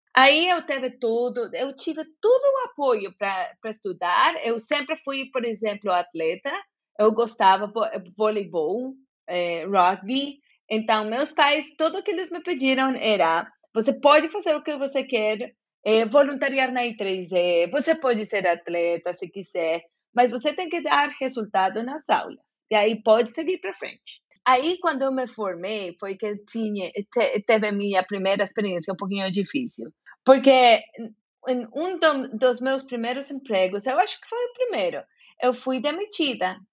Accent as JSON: {"language": "Portuguese", "region": "Bogotá", "country": "Colombia", "also_born_or_lived": "Jacareí, São Paulo, Brazil", "second_language": "Portuguese", "moved": "as an adult", "said": "eu sou bogotana"}